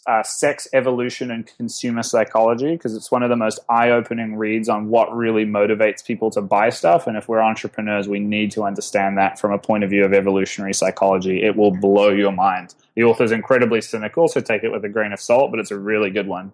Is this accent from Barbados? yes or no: no; New Zealand; as a New Zealander